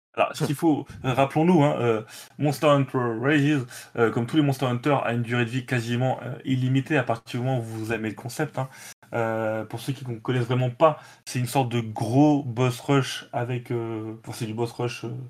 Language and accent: French; France; chez nous en France